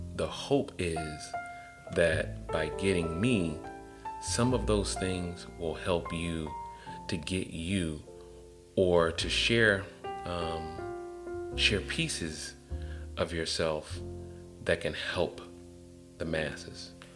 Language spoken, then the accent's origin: English; Atlanta, Georgia, United States; I'm from Atlanta